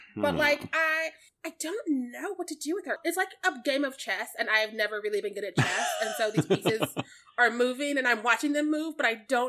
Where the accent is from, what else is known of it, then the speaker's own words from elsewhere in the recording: Missouri, United States; I'm from Missouri.